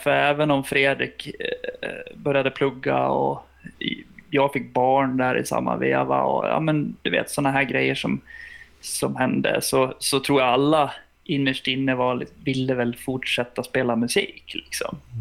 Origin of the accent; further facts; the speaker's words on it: Sweden; vi är ju plikttrogna svenskar